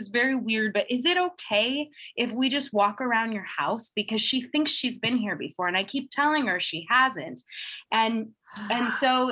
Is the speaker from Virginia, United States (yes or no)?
no; Seattle, Washington, United States; I grew up in Seattle, Washington